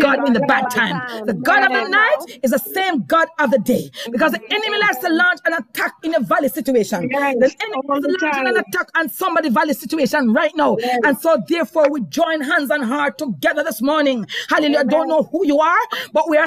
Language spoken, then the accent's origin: English; Jamaica; accent: Jamaican; I just broke out in Jamaican terms just now